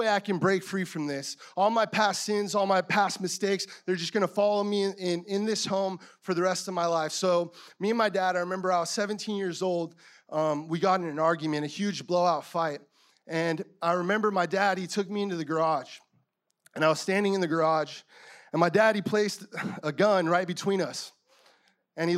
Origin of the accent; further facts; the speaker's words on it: Yuma, Arizona, United States; moved away; also born or lived in San Francisco / La Mesa; I was born in a small town of Yuma, Arizona in 1994